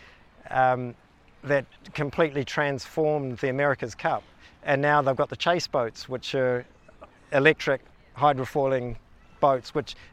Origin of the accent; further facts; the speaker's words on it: Kawakawa, Northland, New Zealand; now in Wānaka, New Zealand; I grew up in the Bay of Islands in Northland, was born in a little town called Kawakawa